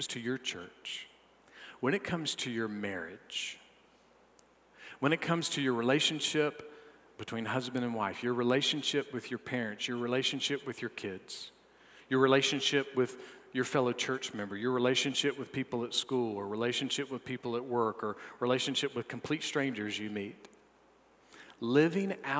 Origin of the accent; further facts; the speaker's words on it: North Augusta, South Carolina, United States; I'm some punk from North Augusta.